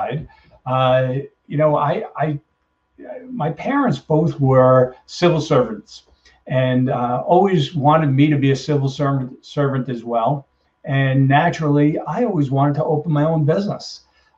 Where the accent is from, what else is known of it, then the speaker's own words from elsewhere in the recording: Brooklyn, New York, United States; also born or lived in Long Island, New York; I grew up in Brooklyn, New York, and moved to Long Island